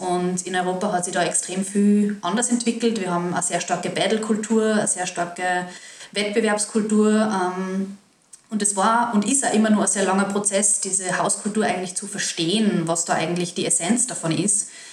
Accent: Salzburg, Austria; ich als Salzburgerin

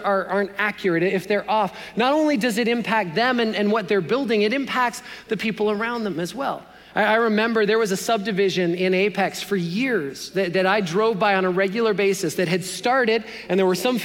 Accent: Canada; as a Canadian boy

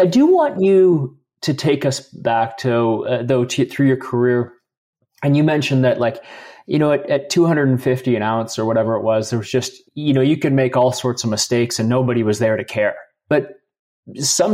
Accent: Vancouver, British Columbia, Canada; I grew up in Vancouver there in West Van, and grew up in the restaurant business

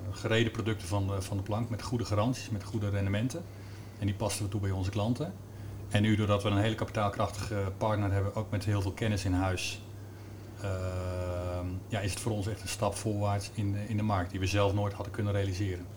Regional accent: Amersfoort, Utrecht, Netherlands; ik kom zelf uit Amersfoort

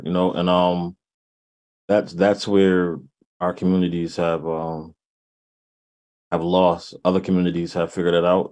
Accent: New Haven, Connecticut, United States; moved away as an adult; now in Hartford, United States; born and raised in New Haven. Um, uh, resident of Hartford right now

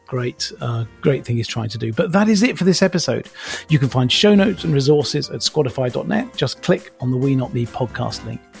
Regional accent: United Kingdom; being British

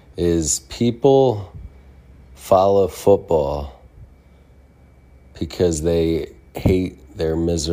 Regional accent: Philadelphia, Pennsylvania, United States; Today, I'm from Philadelphia.

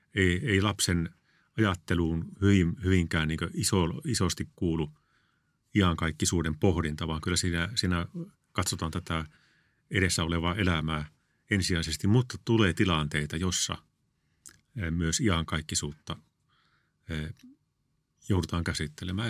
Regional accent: Kalajoki, North Ostrobothnia, Finland; moved away as an adult; also born or lived in Tuusula / Kerava; mä olin kasvoin Kalajoilla

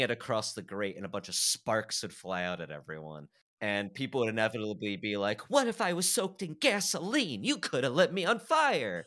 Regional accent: Fort Wayne, Indiana, United States; I grew up in Fort Wayne, Indiana

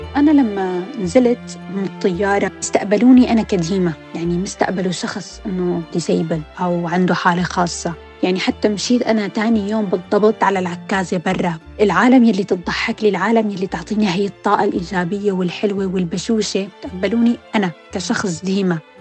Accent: Syria; also born or lived in Lebanon; now in United Kingdom; كانوا بعض المدارس مثلا يرفضونا بحكم إنه نحن سوريين

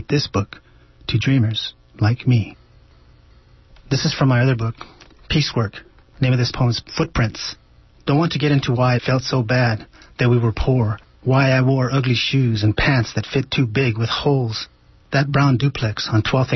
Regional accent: Merced, California, United States; I was from Merced

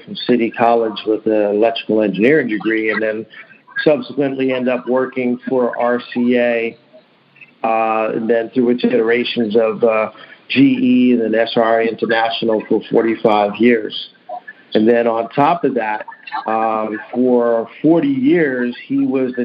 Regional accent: Central New Jersey, United States; I grew up in Central New Jersey

